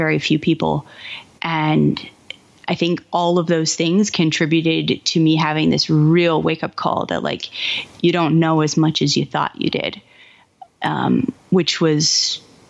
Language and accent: English; Kansas City, United States; moved away as an adult; also born or lived in Madison, Wisconsin; I grew up in Kansas City.